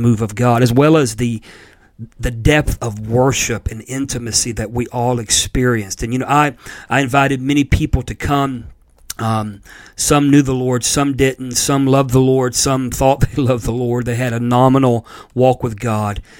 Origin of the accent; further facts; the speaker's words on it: Pensacola, Florida, United States; Brownsville in Pensacola, Florida, which is actually my hometown